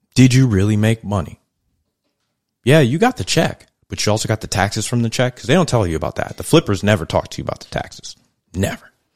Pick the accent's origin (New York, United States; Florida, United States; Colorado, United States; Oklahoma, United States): New York, United States; New York City; I was raised in Brooklyn, New York in the eighties, early eighties